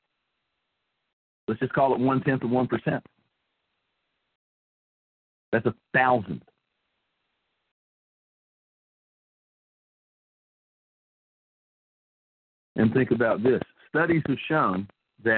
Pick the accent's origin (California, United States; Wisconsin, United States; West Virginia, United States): West Virginia, United States; southern; born or raised there; moved away as an adult